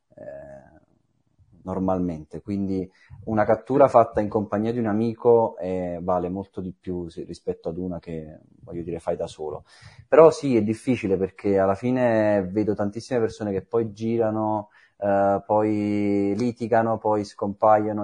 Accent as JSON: {"language": "Italian", "town": "Naples", "region": "Campania", "country": "Italy", "tie": "born or raised there", "said": "Napoli, sono di Santa Lucia, proprio sul mare"}